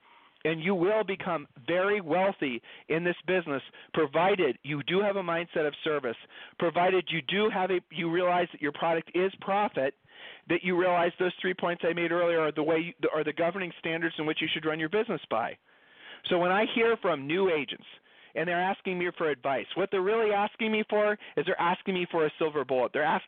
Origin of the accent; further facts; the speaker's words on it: Ohio, United States; Julie and I moved. We're from Ohio. We've lived all over the country.